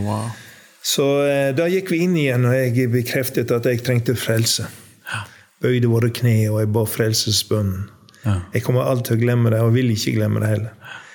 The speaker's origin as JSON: {"language": "Norwegian", "area": "Undesdal, Ytre Sogn, Gulen municipality", "region": "Vestland", "country": "Norway", "tie": "born or raised there", "also_born_or_lived": "Kristiansund", "moved": "yes", "said": "jeg er oppvokst eh, i en bygd som heter Undesdal i Ytre Sogn, Gulen kommune"}